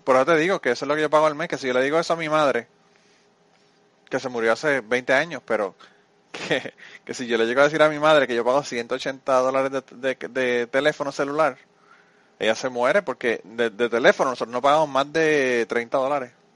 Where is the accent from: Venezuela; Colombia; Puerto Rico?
Puerto Rico; de mi pueblo a San Juan